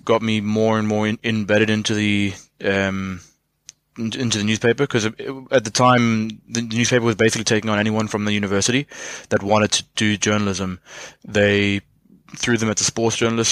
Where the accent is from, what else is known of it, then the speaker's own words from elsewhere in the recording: Boksburg, Gauteng, South Africa; I'm originally from Johannesburg, or small sort of suburb part of it called Boksburg